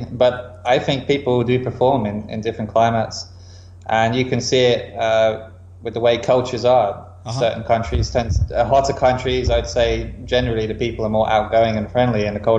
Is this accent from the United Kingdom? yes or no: yes; about an hour from London, England, United Kingdom; moved away as an adult; now in Vietnam; I'm 29 years old, and I'm from England, about an hour from London. And I'm currently in Vietnam, where I've been living probably maybe around 9 years now.